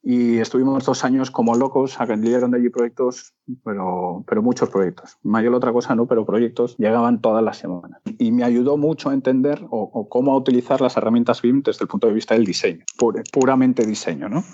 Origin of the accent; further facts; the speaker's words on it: Madrid, Community of Madrid, Spain; moved away as an adult; also born or lived in Seville / Peru / Panama; nací en Madrid en, 1983